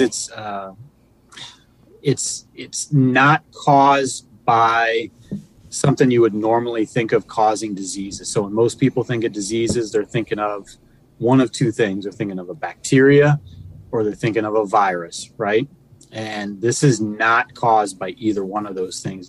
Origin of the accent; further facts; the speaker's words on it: Pennsylvania, United States; moved away as an adult; also born or lived in Virginia / Illinois; now in Michigan, United States; I grew up in Pennsylvania.